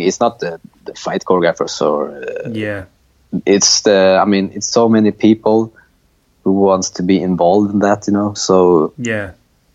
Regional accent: Linköping, Östergötland, Sweden; moved away; also born or lived in Malmö, Sweden; I moved to a smaller town called Linköping

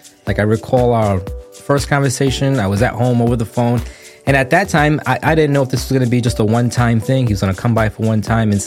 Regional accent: East Providence, Rhode Island, United States; 35 years old, born and raised in East Providence, Rhode Island.

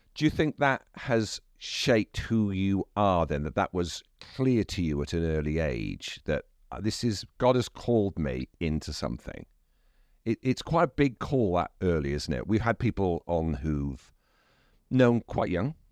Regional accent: Wales, United Kingdom; I'm Welsh

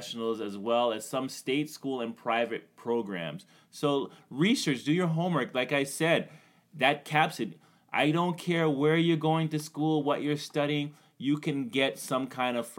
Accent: Canada; I'm Canadian

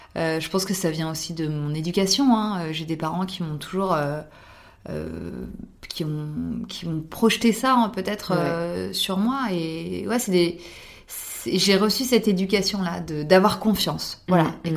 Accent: France; en tant que française

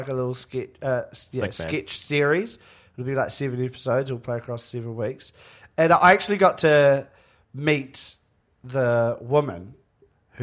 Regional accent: Christchurch, Canterbury, New Zealand; I grew up in Christchurch.

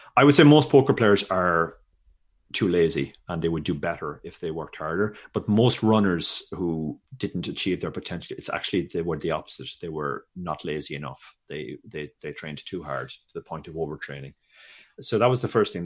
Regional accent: Ireland; I grew up in Ireland in early eighties

